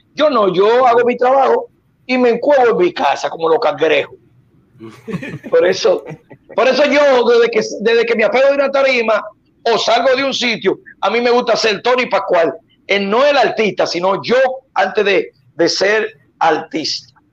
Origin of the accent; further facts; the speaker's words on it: Dominican Republic; now in Puerto Rico; Yo soy dominico boricua. Todo el mundo lo sabe que yo soy dominicano por parte de mi mamá